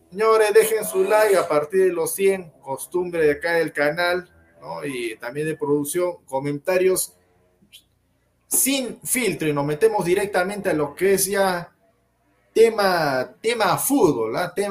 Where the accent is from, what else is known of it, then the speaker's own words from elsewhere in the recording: Argentina; Hernández, vamos, Perú, carajo, soy argentina.